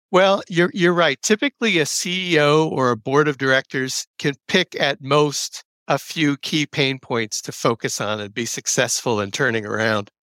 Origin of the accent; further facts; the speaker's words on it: New Jersey, United States; moved away; I'm originally from New Jersey. I grew up riding the, uh, old Conrail system that preceded New Jersey Transit